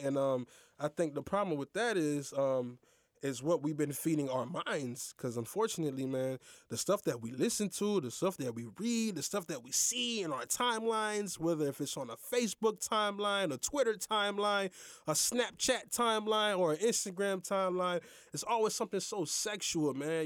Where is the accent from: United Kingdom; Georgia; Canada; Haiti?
Haiti; now in United States; I am Haitian, but I am American citizen